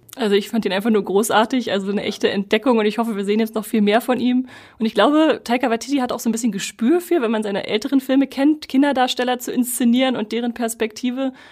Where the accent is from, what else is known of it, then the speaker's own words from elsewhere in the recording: Germany; wir natürlich als Deutsche